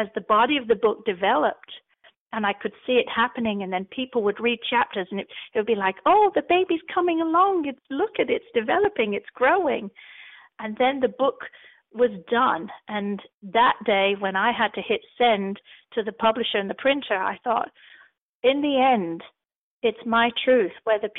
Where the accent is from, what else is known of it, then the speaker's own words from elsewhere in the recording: England, United Kingdom; Plus, I'm English. I use words that people don't understand over here.